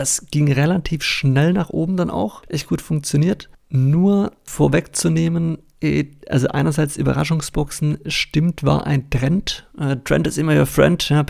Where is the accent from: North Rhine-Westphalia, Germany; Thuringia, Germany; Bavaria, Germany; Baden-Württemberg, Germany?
Baden-Württemberg, Germany; Ich komme ursprünglich aus Baden-Württemberg. Vielleicht hört man es an der einen oder anderen Stelle. Versuche aber natürlich Hochdeutsch zu sprechen, dass mich alle verstehen.